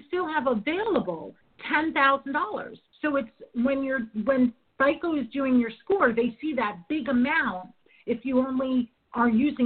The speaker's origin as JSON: {"language": "English", "region": "New York", "country": "United States", "said": "I'm from New York"}